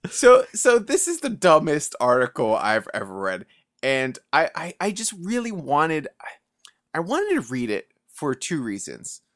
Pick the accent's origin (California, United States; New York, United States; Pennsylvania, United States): New York, United States; New York City; growing up in the Bronx